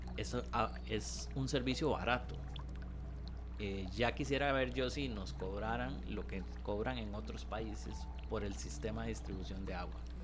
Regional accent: Costa Rica; also born or lived in Goicoechea; de nosotros como costarricenses, ¿verdad? Incluyéndome

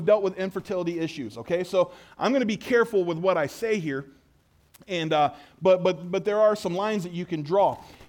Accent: Shiloh, Ohio, United States; we grew up in Shiloh.

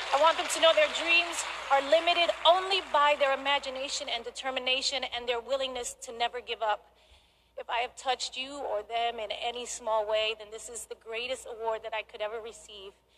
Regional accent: New York, United States; From being a little girl growing up in the Bronx in New York

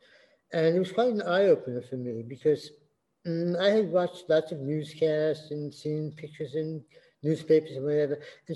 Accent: New York City, New York, United States; moved away as an adult; also born or lived in Brazil / Thailand; I'm born and bred in New York City. I've traveled around the world many times.

